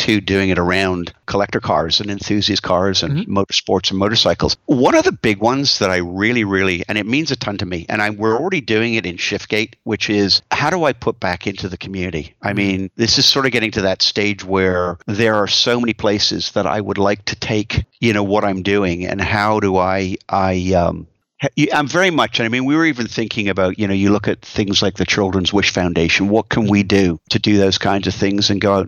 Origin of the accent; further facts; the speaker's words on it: Canada; also born or lived in United States; I'm Canadian, but my whole life has been in the United States